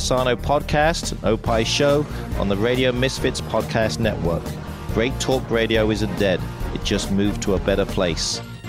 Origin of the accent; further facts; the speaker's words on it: England, United Kingdom; moved away; also born or lived in Illinois; I am from England.